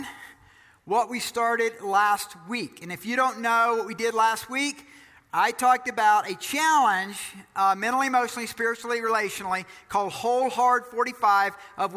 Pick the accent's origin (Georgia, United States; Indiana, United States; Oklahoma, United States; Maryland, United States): Georgia, United States; I'm from Georgia